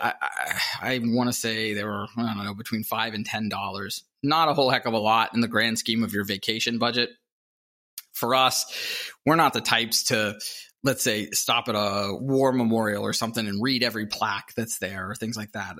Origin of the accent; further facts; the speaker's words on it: Pittsburgh, Pennsylvania, United States; moved away as an adult; also born or lived in Salt Lake City, Utah; I grew up in the Midwest. I think most people would consider Pittsburgh the Midwest, Appalachia